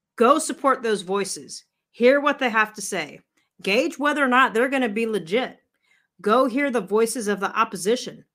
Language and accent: English; United States; We as American people